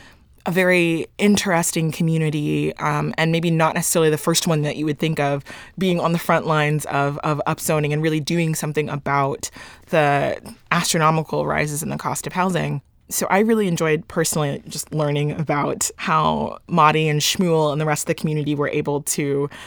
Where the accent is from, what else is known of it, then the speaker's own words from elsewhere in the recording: Dallas, Texas, United States; So I'm from Dallas.